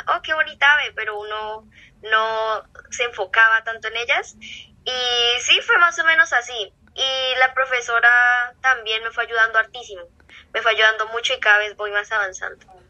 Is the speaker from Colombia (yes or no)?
yes; Neiva, Huila, Colombia; soy de Neiva, Colombia, Neiva Huila